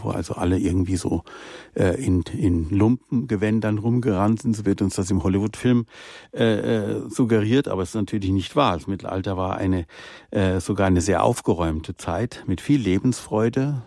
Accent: Rhineland, Germany; moved away; meine Jugend im Rheinland

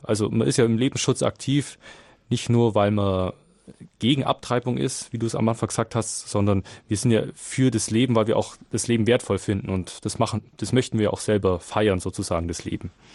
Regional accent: Nuremberg, Bavaria, Germany; aus Nürnberg

